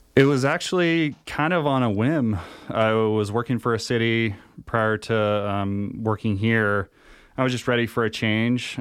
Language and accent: English; Humboldt County, California, United States; now in Nevada County, United States; I grew up out in the middle of nowhere in Humboldt County, kinda the Emerald Triangle area